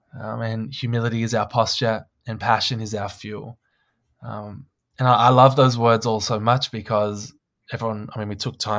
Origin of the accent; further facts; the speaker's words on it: Australia; And I was like, that is so odd as an Australian.